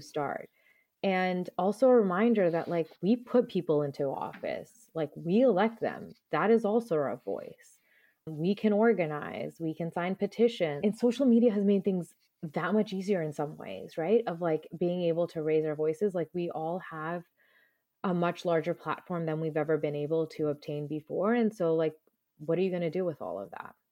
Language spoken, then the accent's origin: English; New Jersey / around New York City, United States; also born or lived in Punjab (ancestry); I grew up around New York City